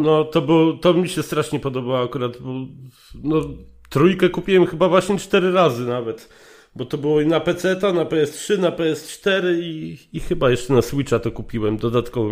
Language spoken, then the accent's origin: Polish; Legnica, Lower Silesian Voivodeship, Poland; now in Germany; Jestem z Legnicy